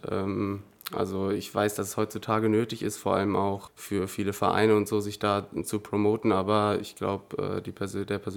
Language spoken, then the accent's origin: German; Einbeck, Lower Saxony, Germany; Ich bin in Südniedersachsen aufgewachsen. Ich bin in Einbeck geboren. Ja, meine Kindheit war ländlich, bodenständig und echt schön.